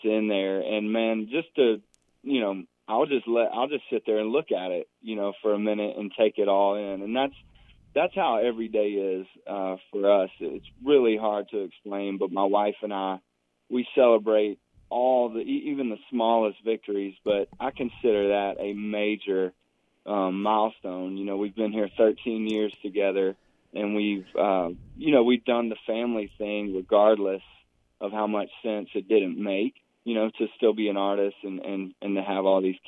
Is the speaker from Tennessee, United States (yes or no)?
yes; Franklin, Tennessee, United States; born or raised there